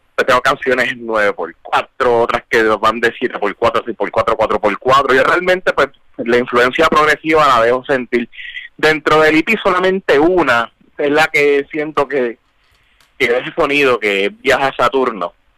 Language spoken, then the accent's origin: Spanish; Puerto Rico; Siendo puertorriqueño